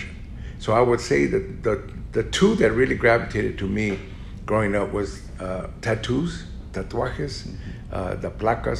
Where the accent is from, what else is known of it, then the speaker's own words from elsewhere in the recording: Los Angeles, California, United States; I'm from the East LA area. My neighborhood was just above Montebello. And we were poor as all you can get